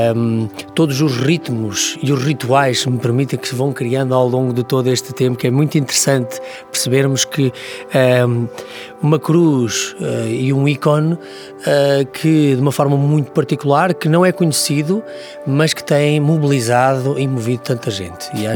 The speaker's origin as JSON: {"language": "Portuguese", "country": "Portugal", "said": "a nossa dinâmica como portugueses"}